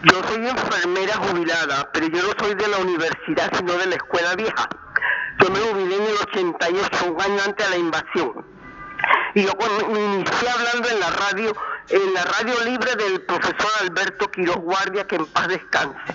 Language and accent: Spanish; Panama; Hay un porcentaje alto de panameños